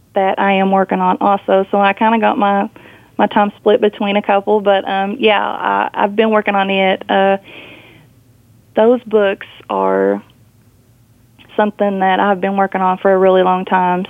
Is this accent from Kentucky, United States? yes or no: yes; Kentucky, United States; I grew up in Kentucky, so I know I know Kentucky